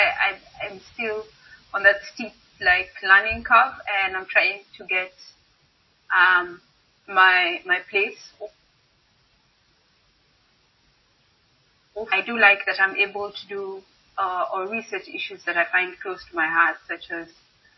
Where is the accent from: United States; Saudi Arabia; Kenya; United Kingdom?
Kenya; moved away as an adult; now in Netherlands; I'm Kenyan. So I did my bachelor's in Kenya in chemistry